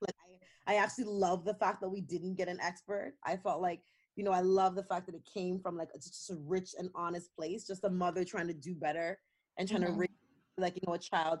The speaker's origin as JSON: {"language": "English", "country": "Canada", "said": "yay, I'm Canadian and I love this place"}